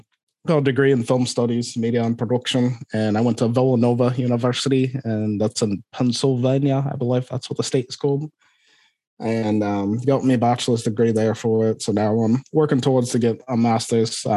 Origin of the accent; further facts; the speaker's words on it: Aberdeen, Scotland, United Kingdom; accent: Scottish; moved away as an adult; also born or lived in Liverpool / Florida; now in Iowa, United States; I was born in Aberdeen, Scotland.